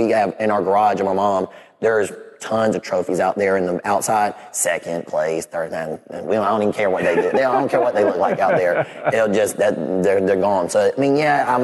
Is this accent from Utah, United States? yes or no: no; Clemson, South Carolina, United States; growing up in Clemson, you don't know anything but Clemson.